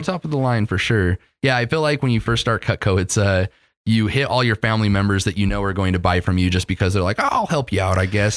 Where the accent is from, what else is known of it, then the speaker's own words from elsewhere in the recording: Utah, United States; when you live in Utah your whole life